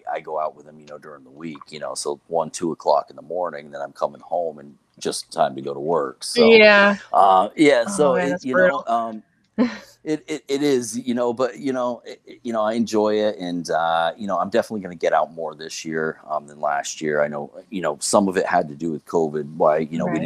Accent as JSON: {"language": "English", "region": "Northern Vermont", "country": "United States", "tie": "born or raised there", "said": "I'm born and raised in Vermont on Lake Champlain"}